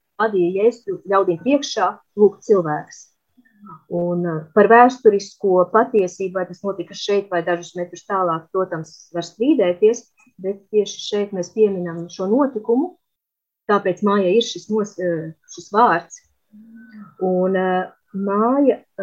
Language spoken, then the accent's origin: Latvian; Olaine, Olaine Municipality, Latvia; moved away as an adult; also born or lived in Riga; now in Jerusalem, Israel; es nāku no Olainas, kur es pavadīju lielu daļu savas dzīves